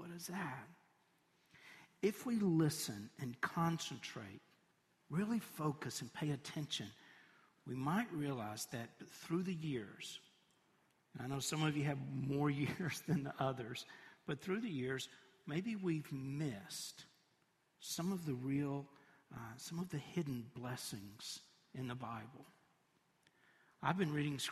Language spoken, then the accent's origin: English; Tennessee, United States; also born or lived in Knoxville; I'm from Tennessee, and I've lived all across the state